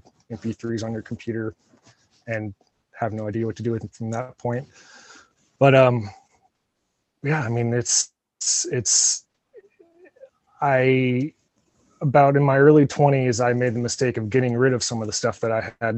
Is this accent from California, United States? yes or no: no; Independence, Missouri, United States; I grew up in Independence